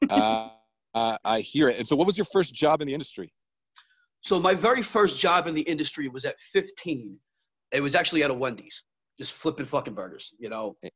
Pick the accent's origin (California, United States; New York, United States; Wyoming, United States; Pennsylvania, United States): New York, United States; Brooklyn; born there; So uh, I was born in Brooklyn, New York, back in 1979